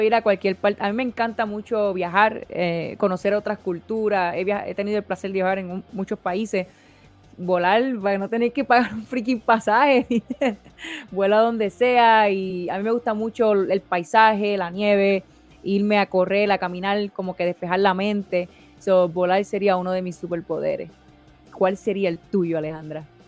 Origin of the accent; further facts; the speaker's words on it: Puerto Rico; now in United States; soy de Puerto Rico, nací, me crié en Puerto Rico, pero llevo tantos años en Estados Unidos